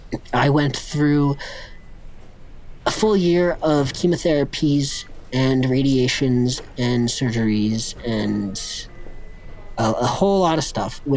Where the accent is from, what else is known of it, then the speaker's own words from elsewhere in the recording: Vail, Colorado, United States; also born or lived in Avon, Colorado; I was born in Vail, Colorado, a small resort town, and ski school was my daycare, and the mountain was my playground.